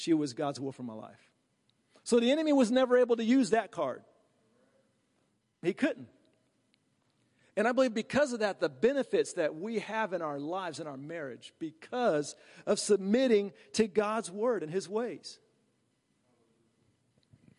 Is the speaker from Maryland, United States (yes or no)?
no; Virginia, United States; I'm from Virginia